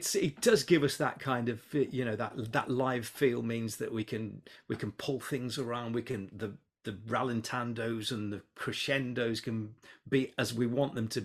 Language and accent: English; Hednesford, West Midlands, United Kingdom; moved away; I was born and bred in Hensford.